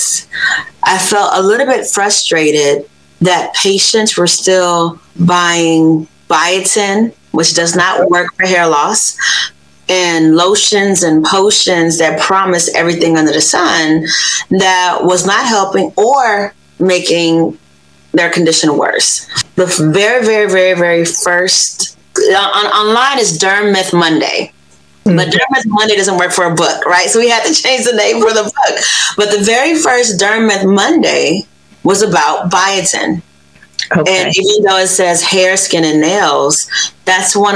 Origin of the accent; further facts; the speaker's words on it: Los Angeles, California, United States; moved away as an adult; also born or lived in Cincinnati, Ohio / Washington, D.C. / Baltimore area, Maryland; I am from Los Angeles, California, grew up in South Central